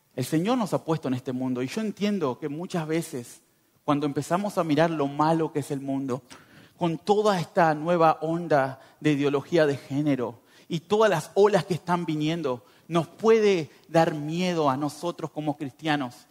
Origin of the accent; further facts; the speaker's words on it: northern Uruguay, Uruguay; moved away as an adult; now in Montenegro; Yo vengo de Uruguay, del norte